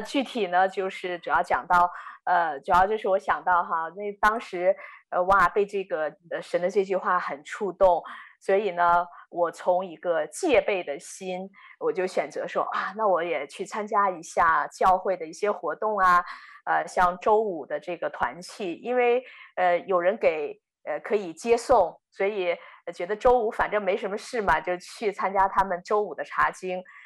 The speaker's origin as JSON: {"language": "Chinese", "region": "Inner Mongolia", "country": "China", "tie": "born or raised there", "also_born_or_lived": "Florida, United States / Pennsylvania, United States", "moved": "yes", "lives_now": "Texas, United States", "said": "我从小呢是在中国的内蒙古长大。呃，我的父母都是在学校做教育工作的"}